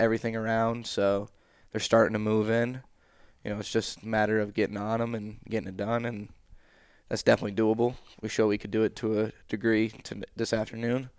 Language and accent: English; central New York, United States; forty-five minutes in the area of Coble Skill is where I grew up, the central New York